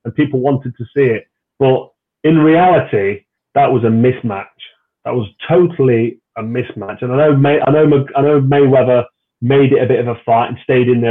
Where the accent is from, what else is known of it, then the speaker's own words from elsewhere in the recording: Nottingham, East Midlands, United Kingdom; It was in Nottingham, in my hometown, at the Castelletto Arena at the time, which is the local arena in the middle of my city where I was born and raised